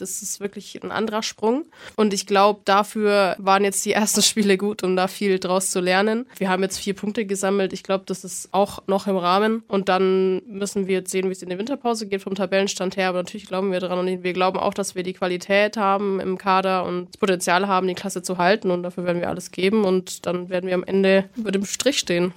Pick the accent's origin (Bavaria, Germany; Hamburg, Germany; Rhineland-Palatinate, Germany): Bavaria, Germany; Bamberg; komme gebürtig aus Bamberg